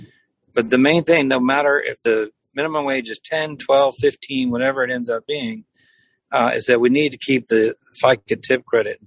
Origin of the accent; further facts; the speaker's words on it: Cajun part of Louisiana, United States; I grew up in Louisiana, so I had it forever. I grew up in the Cajun part of the state